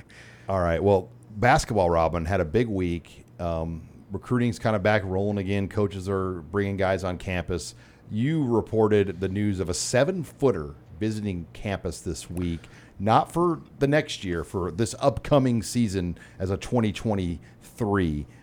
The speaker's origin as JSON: {"language": "English", "town": "Omaha", "region": "Nebraska", "country": "United States", "tie": "born or raised there", "said": "I grew up in Omaha."}